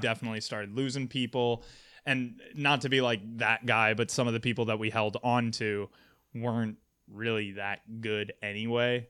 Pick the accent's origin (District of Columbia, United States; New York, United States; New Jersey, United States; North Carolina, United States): New York, United States; Albany; I was originally from Albany, New York, went to college in Western New York